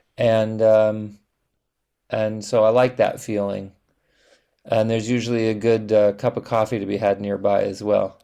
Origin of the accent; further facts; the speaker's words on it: Los Angeles, California, United States; I'm from Los Angeles. Kenneth and I are both born and raised in Los Angeles